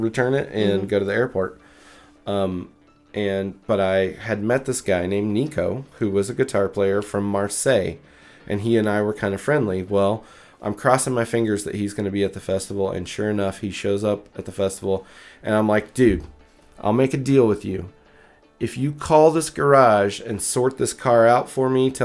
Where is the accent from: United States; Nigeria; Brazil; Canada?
United States; I'm American